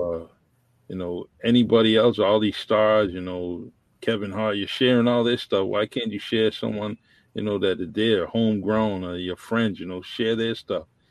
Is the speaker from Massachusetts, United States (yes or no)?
yes; New Bedford, Massachusetts, United States; also born or lived in Florida; I met at New Bedford High School when I came back from Florida